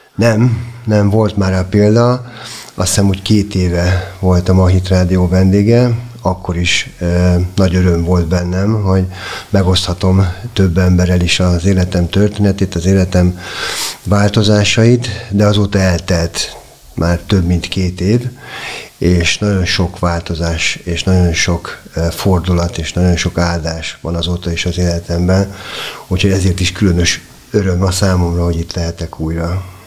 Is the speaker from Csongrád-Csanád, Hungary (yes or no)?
no; Budapest, Hungary; én a természet közelében nőttem fel a Hármastatárhegyen